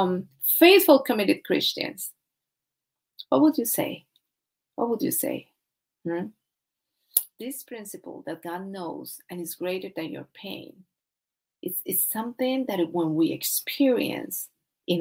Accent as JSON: {"language": "English", "country": "Colombia", "said": "I'm from Colombia, South America"}